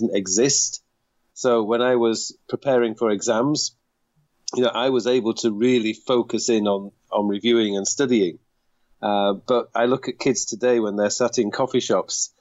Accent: United Kingdom; moved away as an adult; now in South Korea; being British

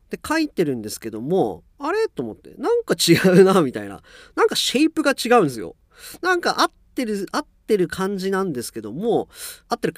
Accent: Japan; moved away as an adult

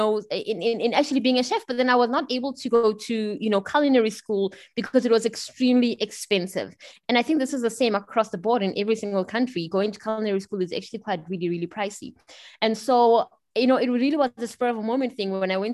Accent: Pretoria, Gauteng, South Africa; also born or lived in Bern, Switzerland; I'm South African, you know, as it may have been obvious. I grew up in sunny Pretoria, the capital of South Africa.

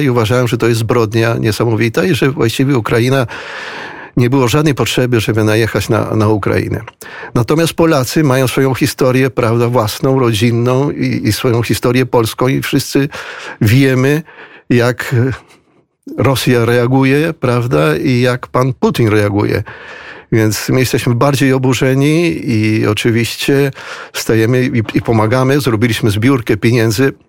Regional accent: Buenos Aires, Argentina; ja jestem z Buenos Aires, w samym mieście Buenos Aires. Urodziłem się w Buenos Aires

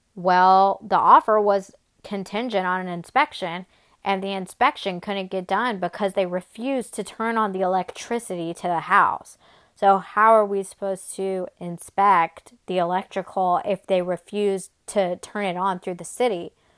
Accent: Atlanta, Georgia, United States; moved away as an adult; also born or lived in Murfreesboro, Tennessee; now in Nashville, United States; I am from Atlanta. I was raised in Atlanta since I was two years old.

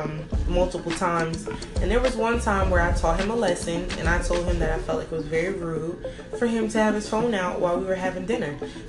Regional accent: New York, United States; I'm 23 years old. I'm from New York.

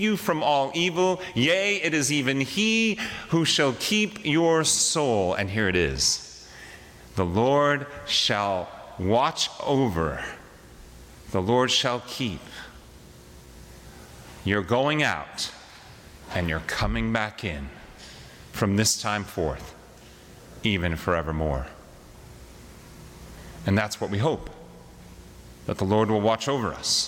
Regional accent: Wyoming, United States; We're from Wyoming.

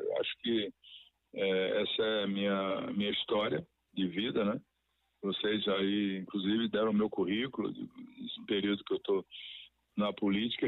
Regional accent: Rui Barbosa, Bahia, Brazil; also born or lived in Feira de Santana; Eu sou muito feirense também, sou de Rui Barbosa

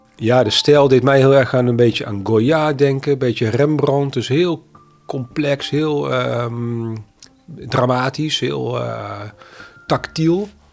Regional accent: North Brabant, Netherlands; now in Amsterdam, Netherlands; ik kom uit Brabant, woon langer dan mijn halve leven in Amsterdam

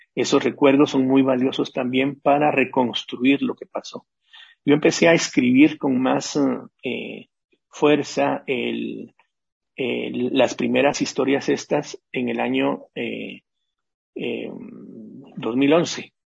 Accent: Guatemala; moved away as an adult; also born or lived in Nicaragua / Mexico; Yo salí de Guatemala porque me secuestraron en el año del en el 81

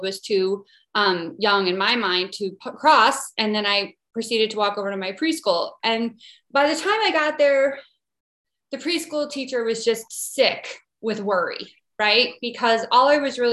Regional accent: Midwest, United States; I'm from the Midwest, kind of stereotypical Midwestern upbringing

